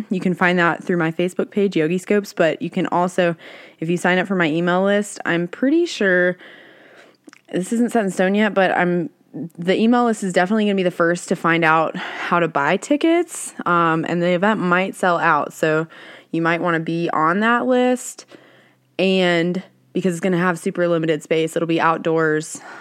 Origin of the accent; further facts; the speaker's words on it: the South, United States; I grew up in the South